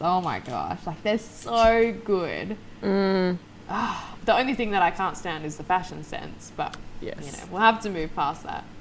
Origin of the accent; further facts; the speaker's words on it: Australia; as an Australian